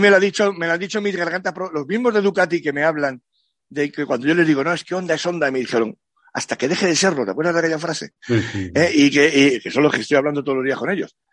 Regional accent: Spain; somos los españoles

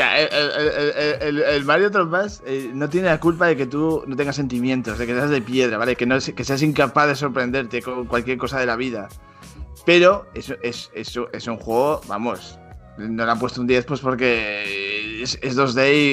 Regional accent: Zaragoza, Aragon, Spain; yo tengo un, pique con Mariette que los dos somos de Zaragoza

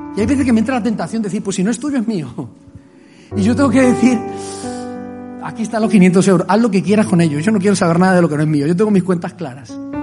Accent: Colombia; moved away; Wilson sabe dónde vengo yo, conoce mi pueblo. Es un pueblo de guerrilla, es un pueblo de violencia, allí en Colombia.

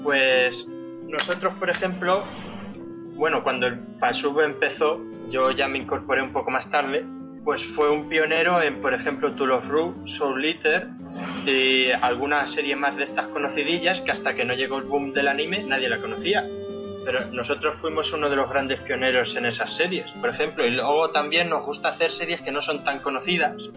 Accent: Socuéllamos, Castilla-La Mancha, Spain; soy de un pueblo de Ciudad Real que se llama Socuéllamos

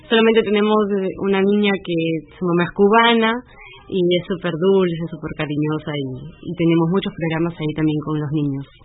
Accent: Lima, Peru; now in Stuttgart, Germany; eh, soy de Lima, Perú

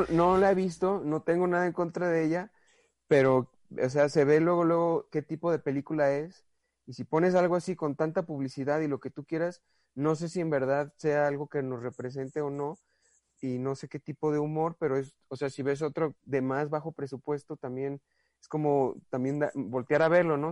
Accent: Guadalajara, Jalisco, Mexico; soy de Guadalajara

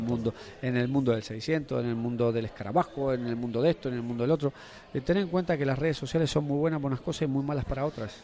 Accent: Argentina; moved away as an adult; now in Mallorca, Spain; yo soy argentino, llevo casi 20 años.

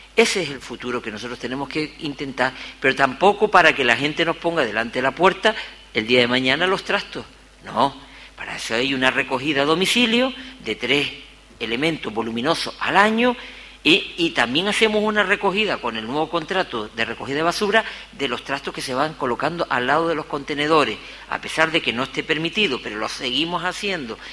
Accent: Gáldar, Canary Islands, Spain; he caminado mi pueblo

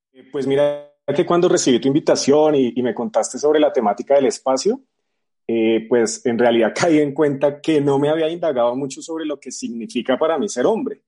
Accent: Bogotá, Colombia; soy bogotano

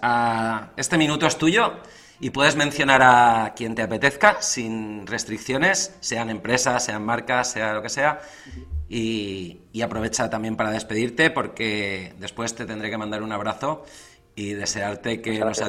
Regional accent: Spain; moved away as an adult; also born or lived in England; Yo también salí de España

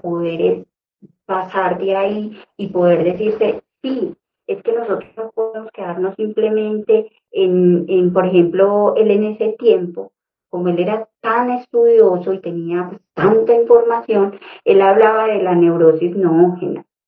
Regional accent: Concordia, Antioquia, Colombia; moved away; venirme de un municipio, porque soy de Concordia, Antioquia, venirme a la ciudad con muchos sueños

